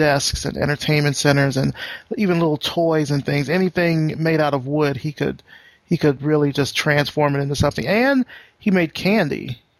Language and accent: English; Selma, Alabama, United States; First, you're from a small town in Alabama. I'm from a small town in Alabama. I'm from Selma.